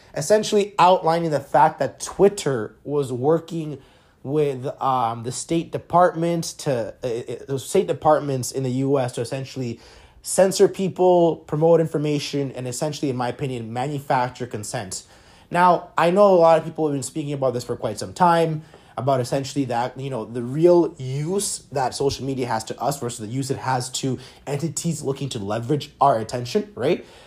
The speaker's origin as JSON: {"language": "English", "country": "Canada", "said": "Being a Canadian"}